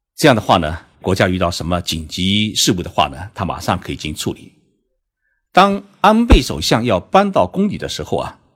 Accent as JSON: {"language": "Chinese", "country": "China", "said": "我们中国人在送礼时啊"}